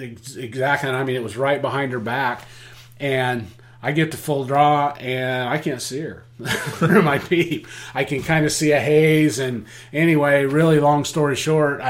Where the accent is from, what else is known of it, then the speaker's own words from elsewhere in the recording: Oregon, United States; I'm from Oregon